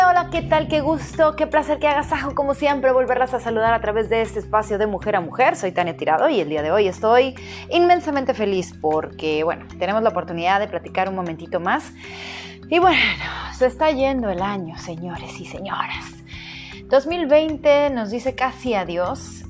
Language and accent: Spanish; Mazatlán, Sinaloa, Mexico; en mi ciudad natal, para quienes nos escuchan de fuera, en Mazatlán